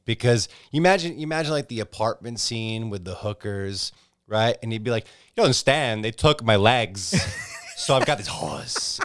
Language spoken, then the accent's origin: English; Northeast, United States; I'm from the Northeast